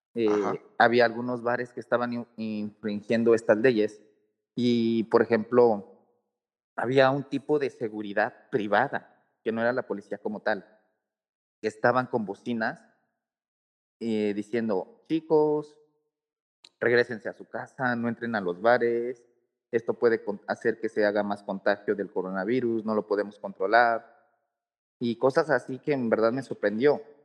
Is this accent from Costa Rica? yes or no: no; Mexico; yo como mexicano